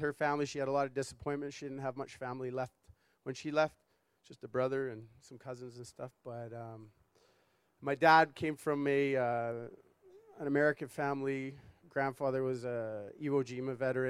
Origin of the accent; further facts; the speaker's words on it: Toronto, Ontario, Canada; I was born in Toronto, 1984, Mount Sinai Hospital